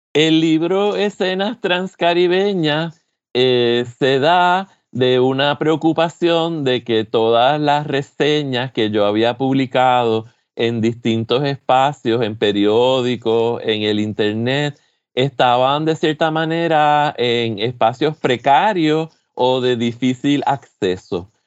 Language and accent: Spanish; San Juan, Puerto Rico; moved away as an adult; now in Michigan, United States; San Juan, de la zona metropolitana, que es de, de donde yo soy, donde yo me crié